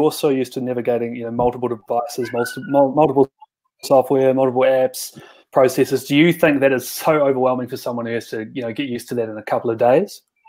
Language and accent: English; Australia; now in New Zealand; I'm an Aussie